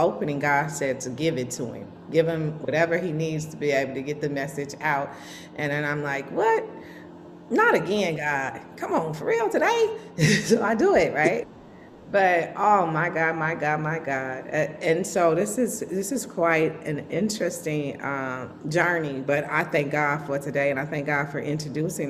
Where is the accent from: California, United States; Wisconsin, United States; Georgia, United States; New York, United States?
Wisconsin, United States; Milwaukee; I was born in Milwaukee at St. Joseph Hospital, okay? I came up around Sherman Park area